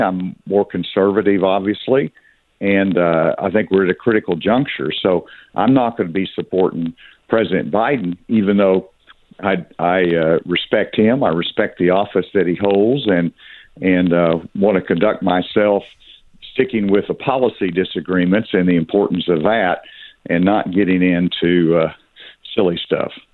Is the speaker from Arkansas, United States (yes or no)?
yes; Arkansas, United States; I grew up in the South. I'm from Arkansas